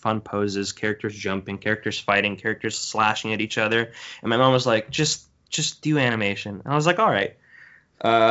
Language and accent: English; Brazil; now in Canada; I come from Brazil. I was born and raised there. We moved around in Brazil a lot, but that's where I originally hail from.